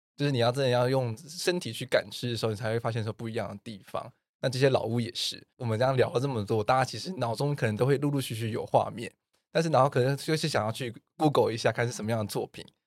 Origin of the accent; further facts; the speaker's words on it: Taiwan; 我们台湾人